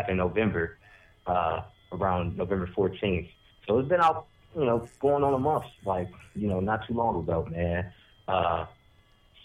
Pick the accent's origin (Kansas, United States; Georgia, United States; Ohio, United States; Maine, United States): Ohio, United States; Columbus; moving back to, my hometown, Columbus, Ohio